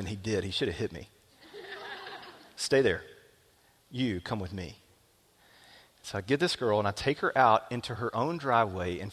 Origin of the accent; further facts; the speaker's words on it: small town Alabama, United States; my hometown, small town Alabama